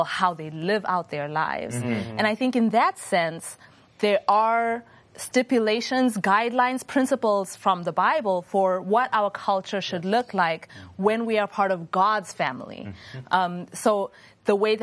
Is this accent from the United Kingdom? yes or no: no; Zimbabwe; moved away; I grew up in Zimbabwe